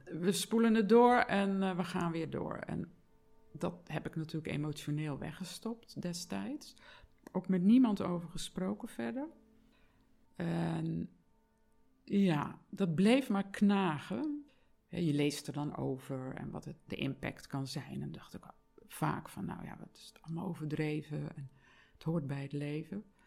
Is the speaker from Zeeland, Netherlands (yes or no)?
yes; Zeeland, Netherlands; moved away; ik kom uit Zeeland oorspronkelijk